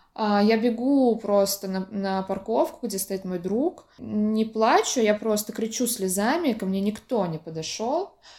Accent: Orenburg, Orenburg Oblast, Russia; moved away; also born or lived in Samara; я э, родилась, выросла в Оренбурге, училась в Самаре

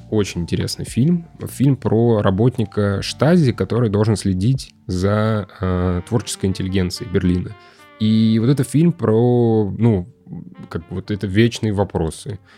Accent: Russia; А, скажите, пожалуйста, я просто сам из Руси.

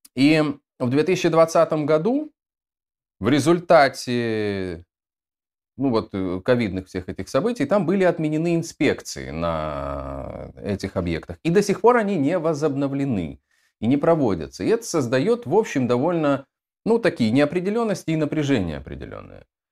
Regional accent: Dnestrovsk, Transnistria, Moldova; moved away as an adult; also born or lived in Tiraspol, Moldova / Odesa, Ukraine; я родился, в, если быть точным, в городе Днестровск в Молдове

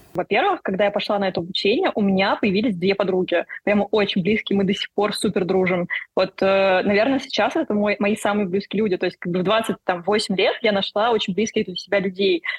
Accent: Russia; я как бы из России

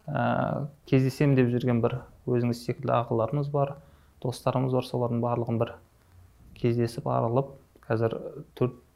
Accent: Shymkent, Kazakhstan; also born or lived in Almaty; дүниеге келгенмін шымкент қаласының тумасымын ыыы ә, екі мың оныншы жылы мектепті бітірдім қазақ түрік лицейін шымкенттегі

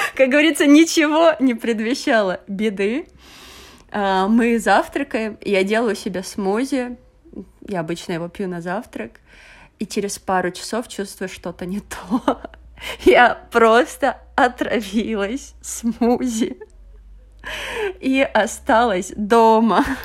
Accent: Russia; moved away as an adult; also born or lived in China / Venezuela; now in Portugal; я прожила в России, окончила университет

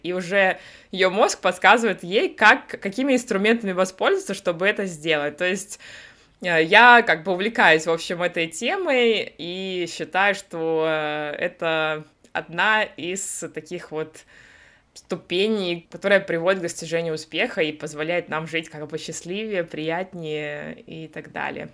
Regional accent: Russia; moved away as an adult; also born or lived in United States / Sweden; now in Berlin, Germany; я из России, да, далеко не с юга

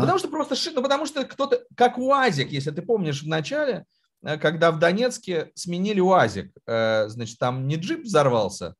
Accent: Moscow, Russia; я вырос, э, в Москве

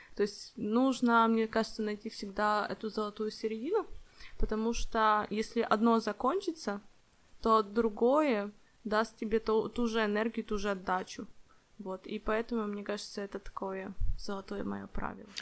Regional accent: Ukraine; now in Warsaw, Poland; я из Украины, живу сейчас в Польше, в Варшаве

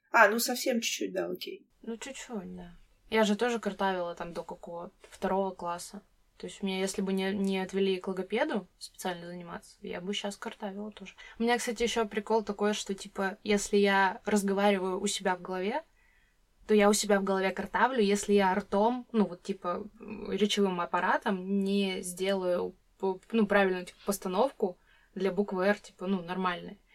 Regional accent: Siberia, Russia; мне как-то знакомый сказал, что я, как сибирячка, разговариваю медленнее, чем он.

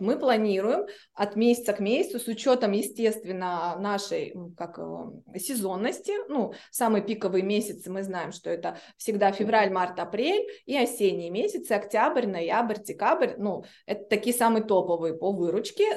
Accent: Blagoveshchensk, Amur Oblast, Russia; moved away as an adult; now in Saint Petersburg, Russia; я вообще из Благовещенска

